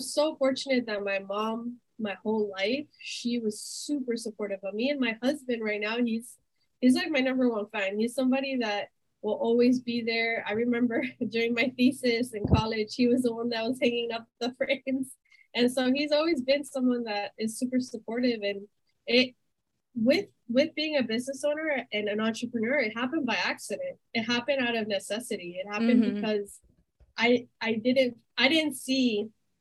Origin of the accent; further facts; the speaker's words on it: Miami, Florida, United States; My family's originally from Colombia. I was born and raised in Miami.